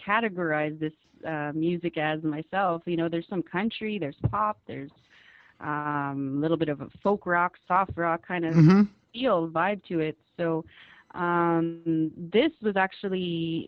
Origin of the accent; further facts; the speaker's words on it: Winnipeg, Manitoba, Canada; also born or lived in Keeseekoowenin First Nation, southern Manitoba; I was born in Winnipeg, Manitoba, Canada. As you had mentioned, I'm from the Kisikuwinan First Nation, which is in southern Manitoba. I was raised in, partly in Winnipeg, partly in back home in Kisi.